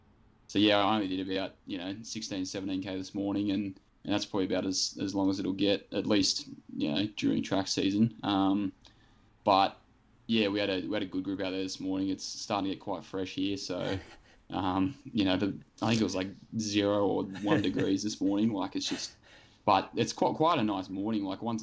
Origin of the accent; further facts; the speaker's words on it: Shellharbour, New South Wales, Australia; also born or lived in Canberra; Yeah, so I grew up in Shell Harbour, which is about half an hour south of Wollongong. And yeah, I was actually born in Canberra, and then I moved there when I was about 2, and I've done all my growing up there